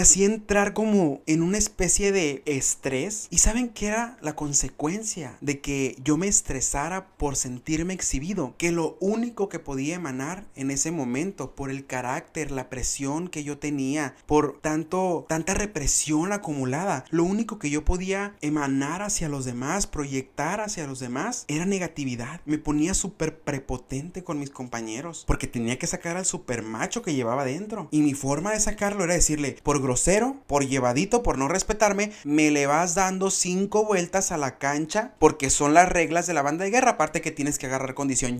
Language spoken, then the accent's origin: Spanish; Benjamín Hill, Sonora, Mexico; tengo público en mi pueblo, orgullosamente ferrocarrilero